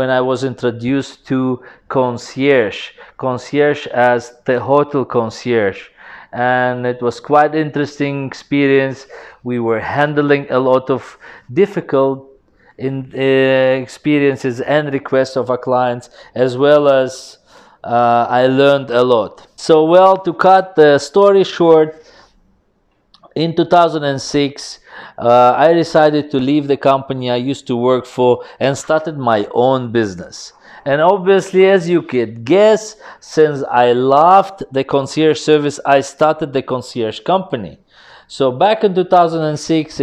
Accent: Uzbekistan; moved away as an adult; now in Dubai, United Arab Emirates; I'm from Uzbekistan and I came to Dubai in 2004.

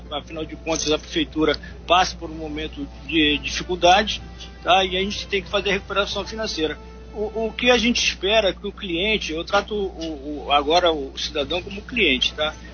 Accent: Uruguay; now in Angra dos Reis, Brazil; eu vim morar em Angra em, é, em 1972, eu sou, não sou nem brasileiro, sou uruguaio.

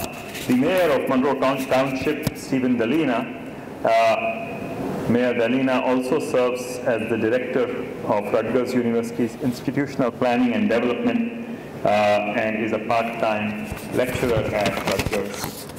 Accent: India; moved away; I come from India, and I grew up with a lot of my Hindu and Sikh friends. And as a representative of the Hindu faith

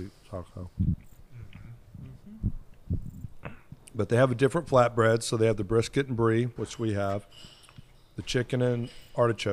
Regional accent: Texas, United States; moved away as an adult; also born or lived in Lafayette, Louisiana; But I am from Texas. I was born in Texas. I'm a Texan.

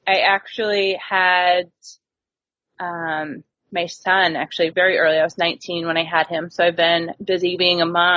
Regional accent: Vermont, United States; I grew up actually in small town Vermont

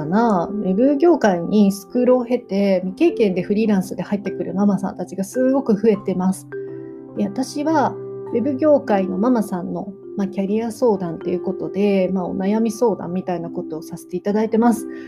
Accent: Nagoya, Aichi, Japan; 私はやっぱり地元名古屋の、まあ、行けるお客さんのところを選んでいくようにしています

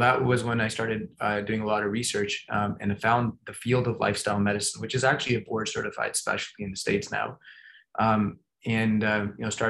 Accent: Toronto, Ontario, Canada; moved away; I grew up in Toronto

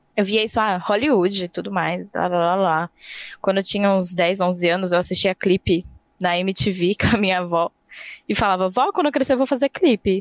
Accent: Campo Limpo Paulista, São Paulo, Brazil; eu vim do interior de São Paulo. Não tão interior assim, tipo Campo Limpo Paulista, fica logo ali.

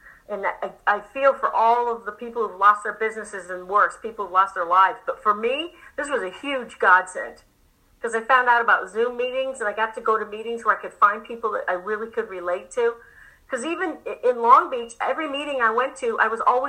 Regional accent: England, United Kingdom; moved away; I'm from England

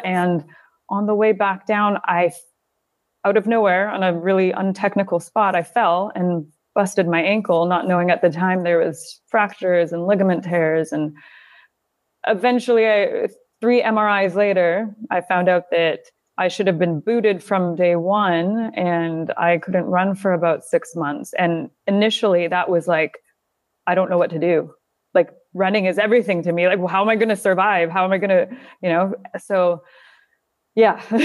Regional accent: near Calgary, Alberta, Canada; moved away as an adult; also born or lived in South Carolina / Northern Italy / United Kingdom / Kuwait; now in Doha, Qatar; I grew up in Canada, um, near Calgary, Alberta. until I was about twenty-one

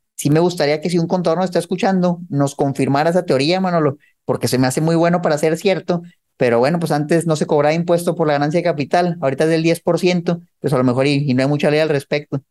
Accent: Mexico; moved away as an adult; also born or lived in United States; cuando yo me mudé de Estados Unidos de vuelta a México

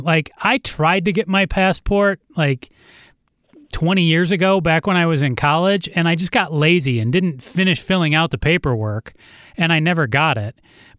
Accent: Ann Arbor, Michigan, United States; moved away as an adult; now in Phoenix, United States; been here for 20 years now, you know, more than half my life, and Ann Arbor in Michigan is where I'm from, and that'll always be my hometown, but Arizona's my home

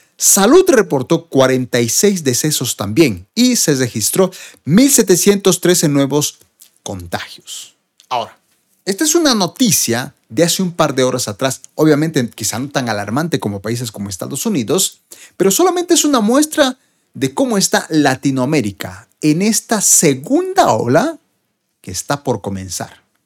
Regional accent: Bolivia; en mi país Bolivia

